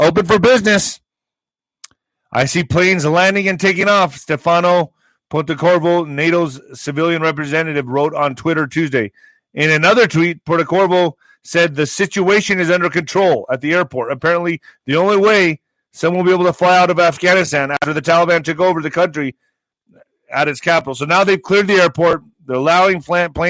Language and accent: English; El Paso, Texas, United States; In my hometown, in El Paso